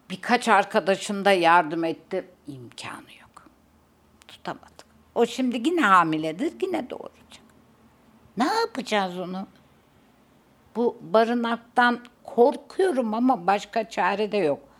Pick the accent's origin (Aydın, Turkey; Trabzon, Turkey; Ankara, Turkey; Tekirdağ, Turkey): Ankara, Turkey; born there; 1947 senesinde Ankara'da doğdum. Babam da askerdi. O sıra orada tayin olmuş, oradalanmış, orada doğmuşum. Ama nerede büyüdüm? Oo, Türkiye'nin her yerinde büyüdüm diyeyim.